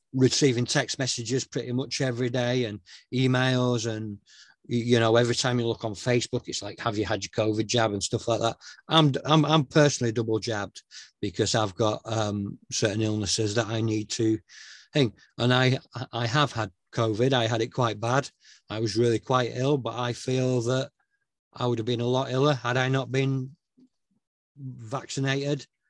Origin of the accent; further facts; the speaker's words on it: Northern England, United Kingdom; A, I'm British uh, and B, I'm Northern